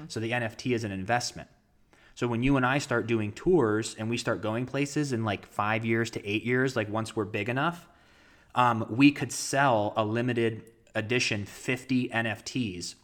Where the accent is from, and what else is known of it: Ohio, United States; born or raised there